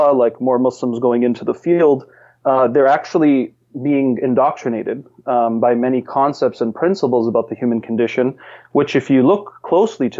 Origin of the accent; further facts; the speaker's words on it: Massachusetts, United States; I was born and raised in Massachusetts.